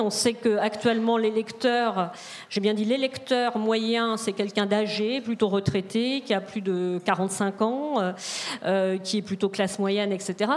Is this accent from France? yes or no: yes; Rennes, Brittany, France; je viens de Rennes, donc Rennes, c'est, on n'est pas très loin de la ZAD